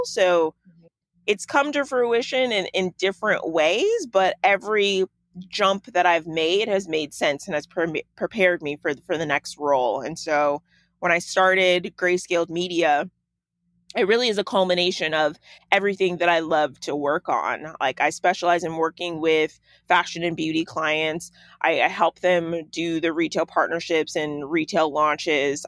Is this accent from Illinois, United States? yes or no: yes; Chicago, Illinois, United States; moved away as an adult; also born or lived in Los Angeles; I grew up in Chicago, uh, in uh, the suburbs, like right out, honestly, down the street from O'Hare Airport.